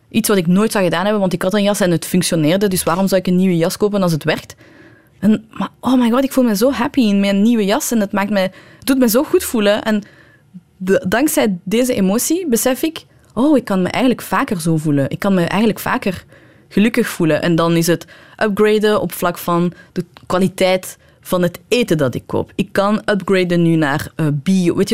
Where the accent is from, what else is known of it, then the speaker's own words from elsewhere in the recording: Iran; Dutch is a second language; Bijvoorbeeld als Iraanse vrouw mocht je niet...